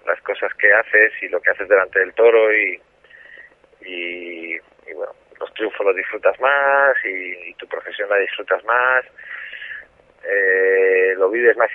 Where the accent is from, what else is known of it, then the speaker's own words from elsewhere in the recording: Zaragoza, Aragon, Spain; moved away as an adult; Yo me siento aragonés por los cuatro costados y, y Zaragoza es mi tierra. ¿no?